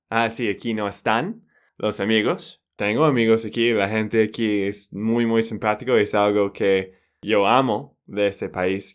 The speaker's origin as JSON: {"language": "Spanish", "region": "Texas", "country": "United States", "moved": "yes", "lives_now": "Colombia", "said": "de Texas, Estados Unidos."}